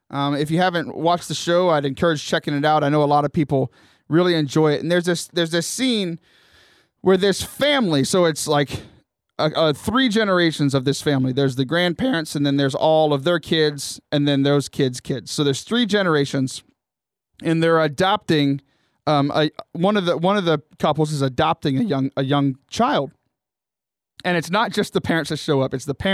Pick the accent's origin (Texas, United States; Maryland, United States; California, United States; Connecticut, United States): Texas, United States; Corpus Christi; now in San Diego, United States; I was born in Corpus Christi.